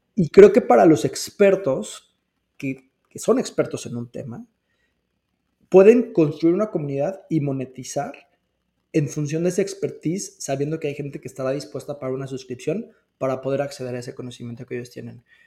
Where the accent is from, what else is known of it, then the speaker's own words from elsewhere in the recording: Mexico; somos mexicanos